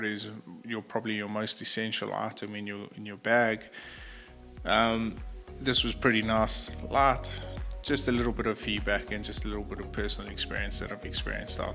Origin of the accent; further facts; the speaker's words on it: South Africa; as a South African professional hunter